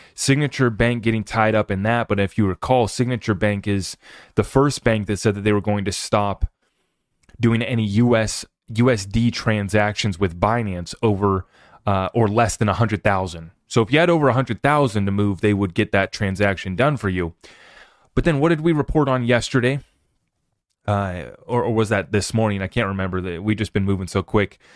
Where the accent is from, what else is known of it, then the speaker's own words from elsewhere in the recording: United States; as an American who's under attack by his government